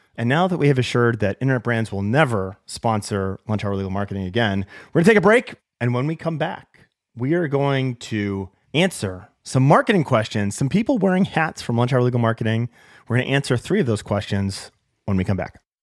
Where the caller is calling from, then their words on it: Seattle, Washington, United States; I'm calling from Seattle, the land of coffee